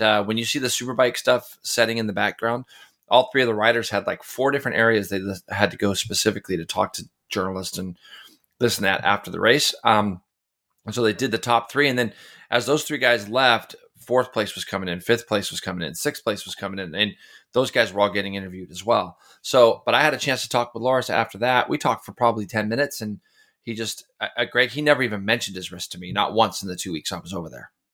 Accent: United States; being an American

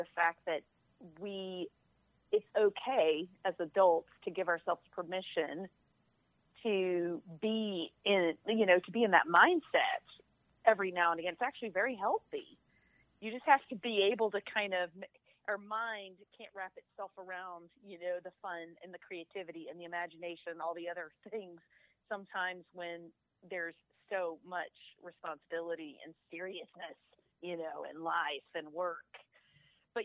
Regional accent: Alabama, United States; moved away as an adult; now in Atlanta, United States; I'm from Alabama, so, you know, I got some redneck in me too.

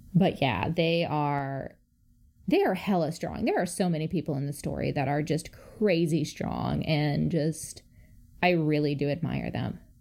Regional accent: Chicago, Illinois, United States; As a Chicagoan

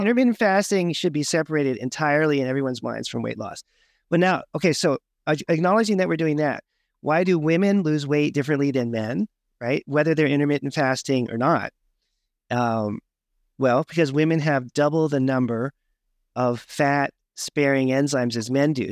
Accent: Berkeley, California, United States; I grew up in Berkeley, California

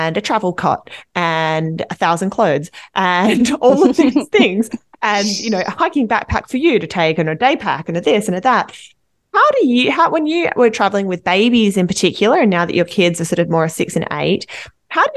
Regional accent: Australia; moved away; As you might have guessed from my accent, I'm from Australia

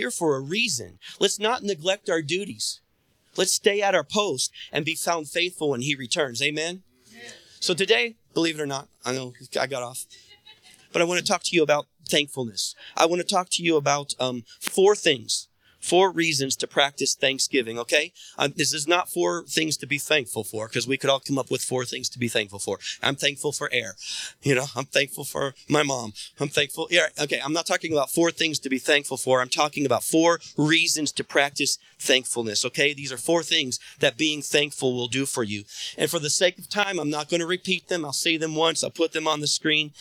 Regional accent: United States; I was born in America in the time I was born

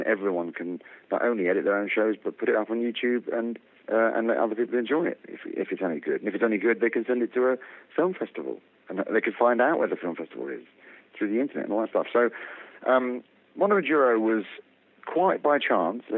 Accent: London, United Kingdom; I am from Harrow in London, United Kingdom.

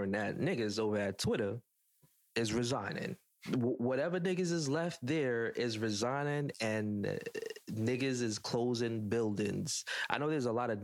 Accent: Jamaica; I'm judging as a Jamaican black man that have a tattoo

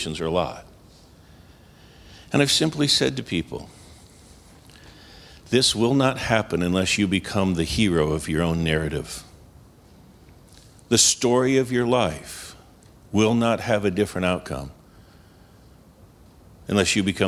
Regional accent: New York, United States; moved away; I'm from New York.

